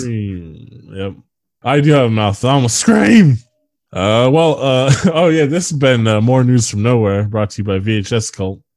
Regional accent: United States

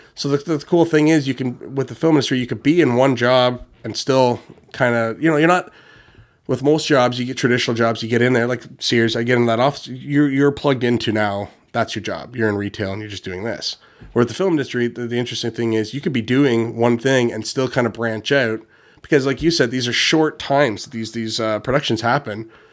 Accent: Ontario, Canada; I'm from Ontario, but in Canada

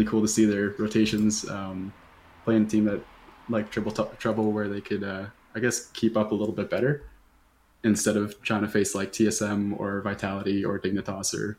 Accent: Canada; As a Canadian

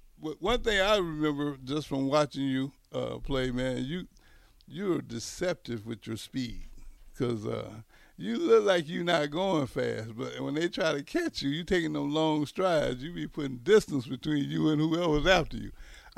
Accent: the South, United States; But let me ask you this. Now, this is a personal thing because I'm from the South just like yourself.

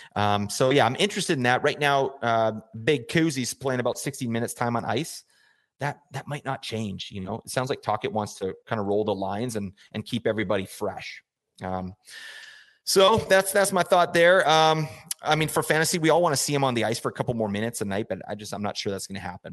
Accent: Calgary, Alberta, Canada; I grew up in Calgary, Alberta, uh, Canada.

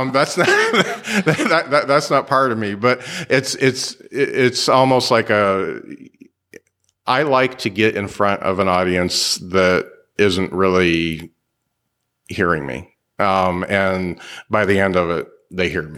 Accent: Mishawaka, Indiana, United States; I'm from Mishawaka

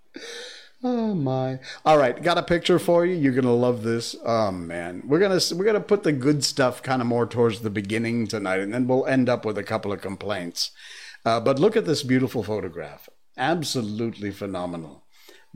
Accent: Cornwall, Connecticut, United States; moved away; my hometown, Cornwall, Connecticut

